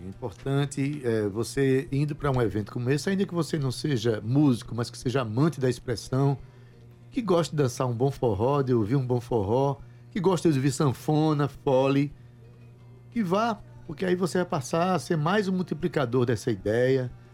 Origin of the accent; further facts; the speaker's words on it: Itabaiana, Paraíba, Brazil; eu sou de Itabaiana, mas eu sou da terra, de Sivuca